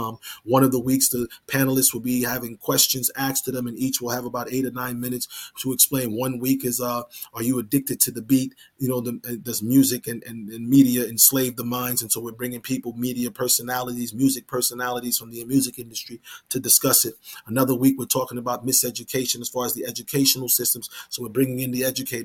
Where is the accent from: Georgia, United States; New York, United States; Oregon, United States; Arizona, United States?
New York, United States; I'm from New York